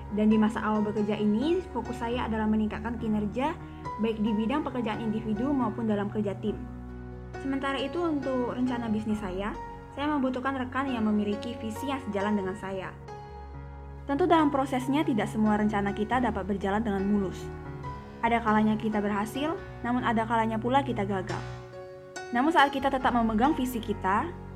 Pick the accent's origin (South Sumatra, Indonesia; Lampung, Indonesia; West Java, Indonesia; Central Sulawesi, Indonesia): South Sumatra, Indonesia; Palembang; saya lahir di Palembang tujuh belas tahun yang lalu, dan sampai detik ini saya sudah berkuliah semester yang ketiga, dan saya masih setia dengan kotak kelahiran saya ini